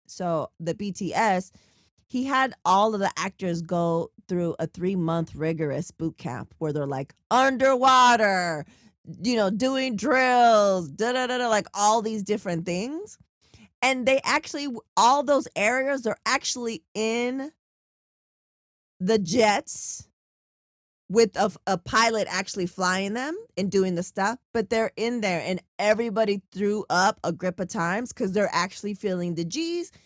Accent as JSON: {"language": "English", "town": "San Diego", "region": "California", "country": "United States", "tie": "born or raised there", "said": "I'm from San Diego"}